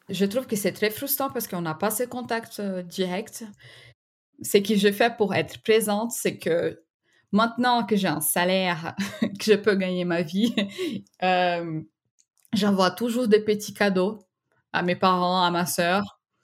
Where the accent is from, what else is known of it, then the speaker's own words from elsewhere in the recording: Recife, Pernambuco, Brazil; French is a second language; moved away as an adult; now in France; je viens de la ville de Recife au Brésil